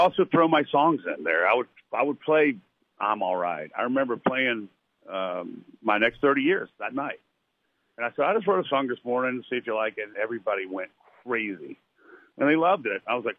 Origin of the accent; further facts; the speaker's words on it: Lynchburg, Virginia, United States; moved away; the James River goes right through my hometown, Lynchburg